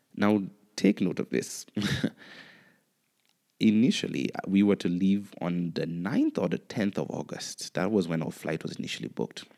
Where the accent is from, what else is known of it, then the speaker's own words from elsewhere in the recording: Antigua & Barbuda; also born or lived in Kenya; I enjoyed my experience growing up in Antigua.